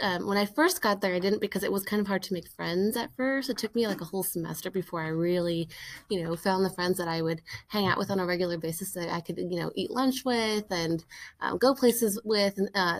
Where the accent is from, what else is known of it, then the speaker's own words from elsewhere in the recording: California, United States; also born or lived in Massachusetts; So I was born and raised in California.